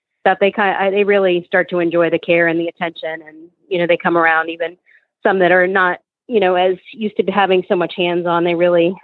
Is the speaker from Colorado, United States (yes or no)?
no; South Florida, United States; now in Gainesville, United States; I'm from South Florida, so I'm a Floridian, and from South Florida